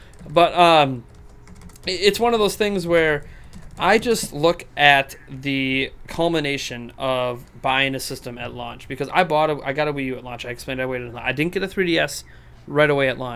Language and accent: English; United States; I'm an American